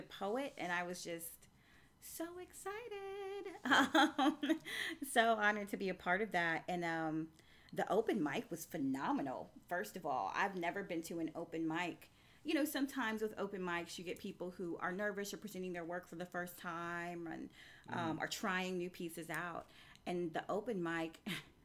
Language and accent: English; the South, United States; also born or lived in Huntsville, Alabama; I'm from the South, so Southern fried territory